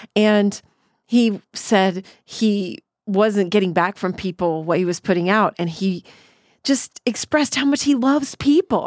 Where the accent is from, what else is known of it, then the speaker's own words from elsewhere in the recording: Killeen, Texas, United States; where I grew up in Killeen, Texas